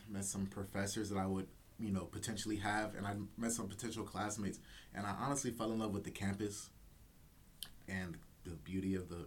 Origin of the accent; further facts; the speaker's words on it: South Euclid, Ohio, United States; I'm from um, South Euclid specifically